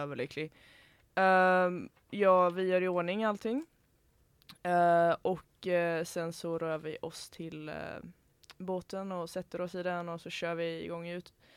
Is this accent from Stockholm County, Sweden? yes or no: no; Hönö, Västra Götaland, Sweden; jag är från Hönö